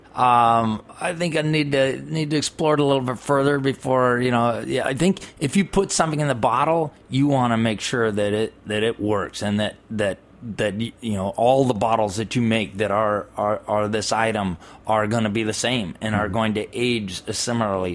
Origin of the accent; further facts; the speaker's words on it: California, United States; I'm from California